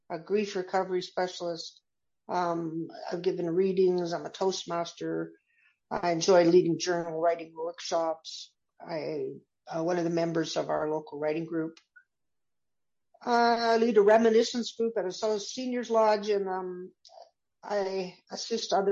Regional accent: Canada; so I'm a Canadian and um, I've re- been raised with a lot of tolerance for other um, differences in outlook and lifestyle.

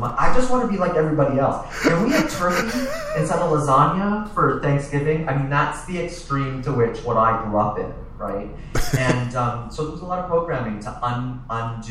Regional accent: Toronto, Ontario, Canada; I'm originally from Toronto

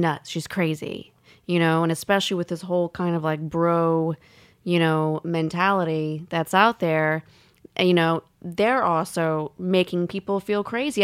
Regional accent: the South, United States; I grew up in the South

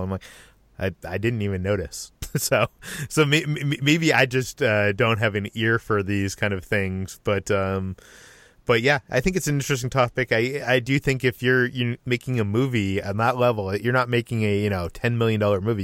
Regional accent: Boston, Massachusetts, United States; accent: Boston; moved away; I'm originally from the Boston area

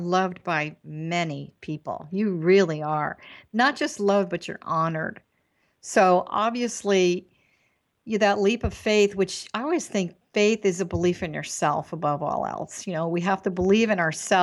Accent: East Coast, United States; moved away; growing up on the East Coast in the 60s

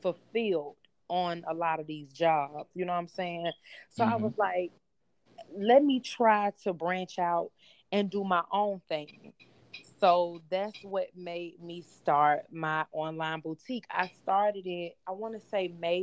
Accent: Atlanta, Georgia, United States; I'm from Atlanta

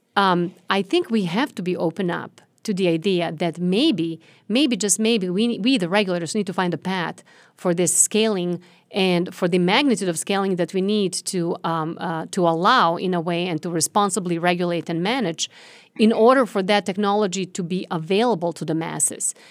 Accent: Serbia; now in United States; I was born and raised in Serbia, former Yugoslavia

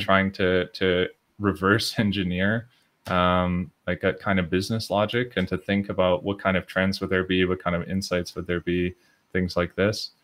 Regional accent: Edmonton, Alberta, Canada; moved away as an adult; now in Belgium; I'm also from Edmonton, Edmonton Oilers.

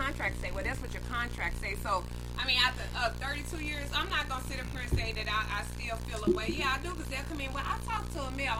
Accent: St. Louis, Missouri, United States; I'm definitely from the Peabody Project.

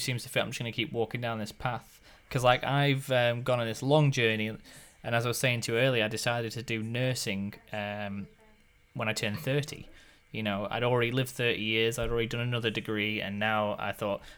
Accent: the north of England, United Kingdom; now in New Zealand; growing up myself, I'm from the north of England

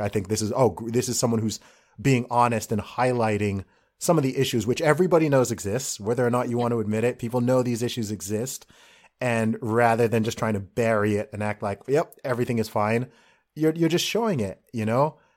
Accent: England, United Kingdom; an Englishman

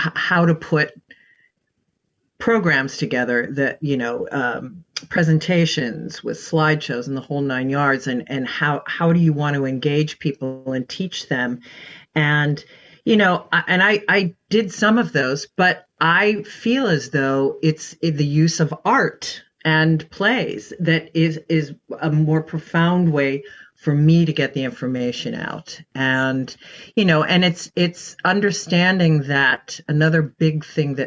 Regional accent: Pittsburgh, Pennsylvania, United States; now in New York City, United States; my hometown of Pittsburgh

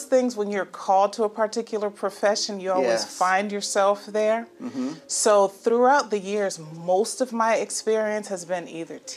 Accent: Windsor, Connecticut, United States; also born or lived in Pine Forge, Pennsylvania; now in Atlanta, United States; I grew up in Connecticut, so I attended Windsor High School

